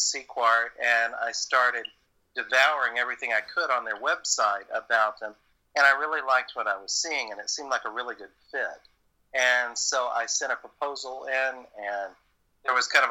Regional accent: Southern, United States; accent: Southern; my Southern accent

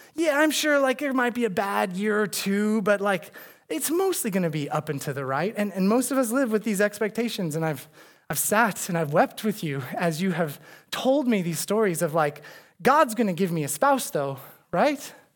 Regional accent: Arizona, United States; now in Chicago, United States; I'm from Arizona. Uh, we had a lot of mountains around us

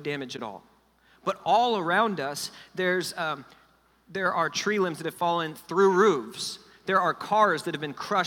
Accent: Fort Lauderdale, Florida, United States; I grew up in South Florida, down in Fort Lauderdale, Miami area

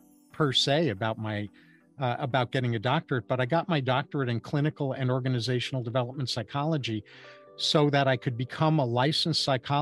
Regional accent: New York City, New York, United States; now in San Diego, United States; I was born in Manhattan

